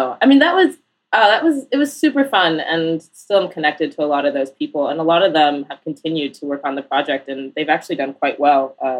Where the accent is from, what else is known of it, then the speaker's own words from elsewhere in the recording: Iowa City, Iowa, United States; also born or lived in Portland / Northampton, Massachusetts; now in New York, United States; I grew up in Iowa City, Iowa, primarily.